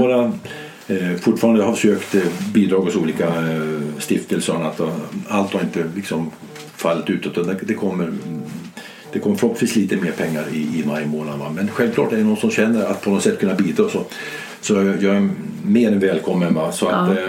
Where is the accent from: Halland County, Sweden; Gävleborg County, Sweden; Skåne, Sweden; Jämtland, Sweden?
Gävleborg County, Sweden; Gävle; moved away; also born or lived in Stockholm / Urshult; min hemstad Gävle